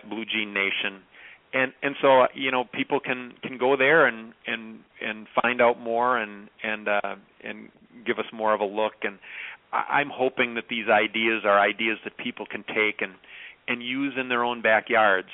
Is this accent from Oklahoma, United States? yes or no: no; Clark County, Wisconsin, United States; Clark County, where I grew up, is one of the five poorest counties in Wisconsin